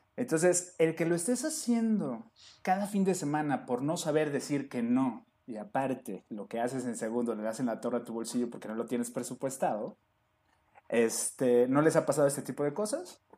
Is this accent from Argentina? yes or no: no; Mexico; somos mexicanos